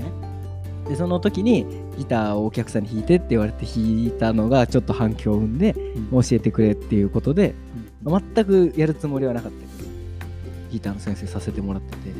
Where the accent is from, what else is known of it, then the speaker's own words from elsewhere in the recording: Tokyo, Japan; moved away as an adult; now in Awaji Island, Japan; 東京生まれ東京育ち26歳の我々が淡路島に島流れしまして